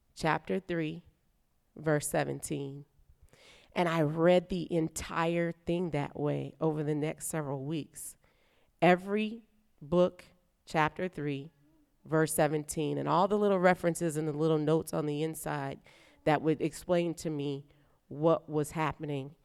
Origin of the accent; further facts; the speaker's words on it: New Orleans, Louisiana, United States; now in Nashville, United States; I'm from New Orleans